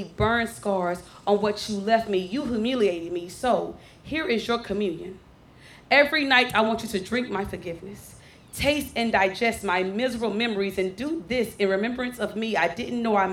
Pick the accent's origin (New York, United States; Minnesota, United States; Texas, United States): Texas, United States; Dallas; I am born and raised in Oak Cliff